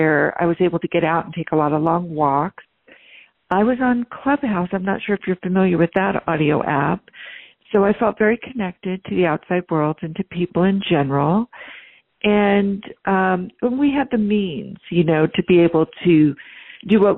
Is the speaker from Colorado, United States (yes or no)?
no; Northern California, United States; also born or lived in East Coast, United States; I was born on the East Coast, but I was really very young. And so by the time we settled in somewhere, I was probably in my, you know, in grade school, I was in Northern California. I was raised in kind of an upper middle class